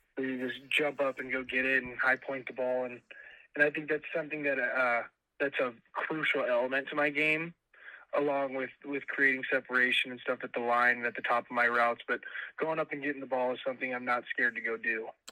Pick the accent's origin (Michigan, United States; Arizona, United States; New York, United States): Arizona, United States; Phoenix; moved away as an adult; now in Moscow, Idaho, United States; I'm from Phoenix, Arizona, and it's freaking freezing